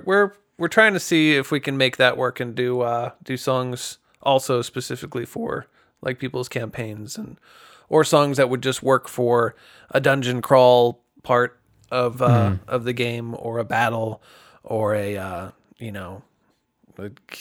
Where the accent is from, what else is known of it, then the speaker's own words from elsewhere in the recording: Greencastle, Pennsylvania, United States; I come from Greencastle, PA, and nobody knows where that is either.